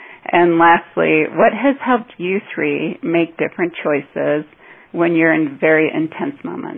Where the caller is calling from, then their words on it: Denver, Colorado, United States; I'm calling in from Denver, Colorado.